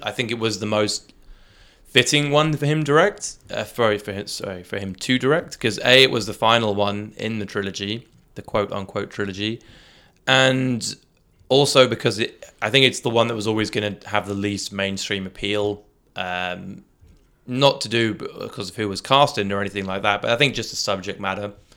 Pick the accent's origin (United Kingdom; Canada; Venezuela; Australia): United Kingdom; coming from the U K where, you know, there's, there's large Muslim populations and, uh, and Indian populations in, in my hometown